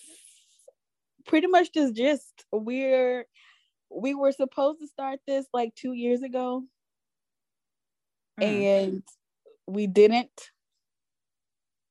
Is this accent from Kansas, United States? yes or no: no; Louisiana, United States; moved away as an adult; we were born and raised in Louisiana, and we are still in the South, living elsewhere now